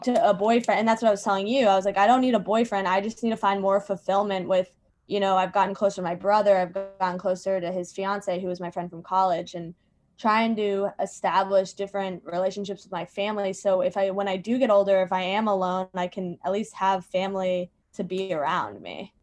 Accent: Virginia, United States; now in New York City, United States; I live in New York City. And I'm from Virginia.

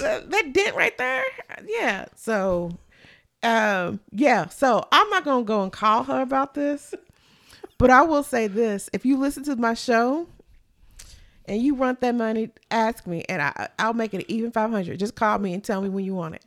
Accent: Kentucky, United States; I'm from Kentucky

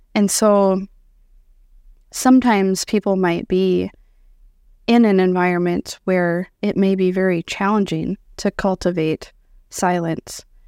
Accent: Iowa, United States; moved away as an adult; now in South Dakota, United States; born and raised in Iowa

